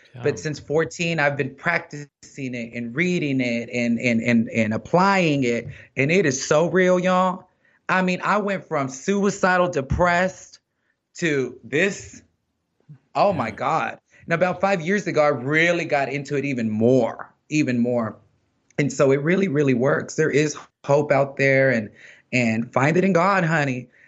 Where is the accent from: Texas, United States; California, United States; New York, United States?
Texas, United States; I'm from Texas